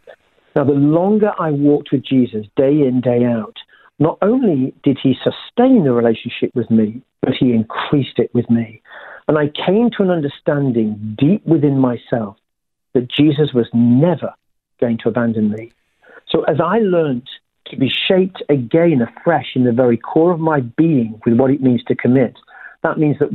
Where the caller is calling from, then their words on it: Perth, Western Australia, Australia; I'm calling you from Perth today in WA.